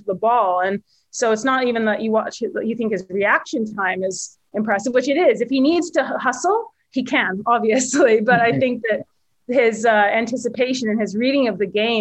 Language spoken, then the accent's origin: English; Victoria, British Columbia, Canada; I'm from Victoria, and I grew up playing a lot of events in Vancouver